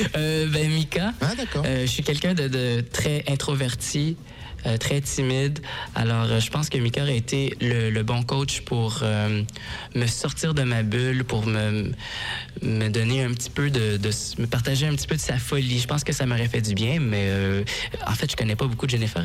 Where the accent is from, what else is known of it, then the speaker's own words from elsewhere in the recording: Montreal, Quebec, Canada; moi, je viens de Montréal